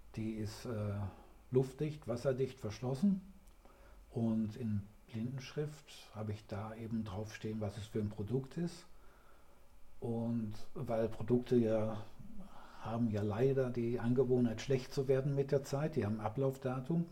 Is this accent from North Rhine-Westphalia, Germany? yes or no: yes; Ruhr area, near Dortmund, North Rhine-Westphalia, Germany; komme gebürtig aus dem Ruhrgebiet, in, aus der Nähe von Dortmund